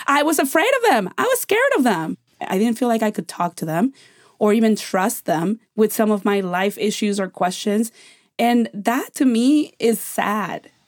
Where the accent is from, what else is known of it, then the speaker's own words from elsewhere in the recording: Mexico; now in United States; When I grew up in Mexico, we had a hu, we have a huge family